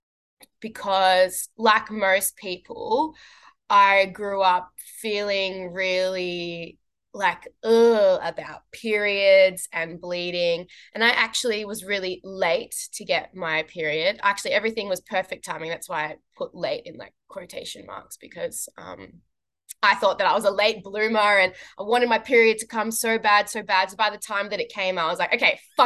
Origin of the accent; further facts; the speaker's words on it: Australia; growing up as a South African in Australia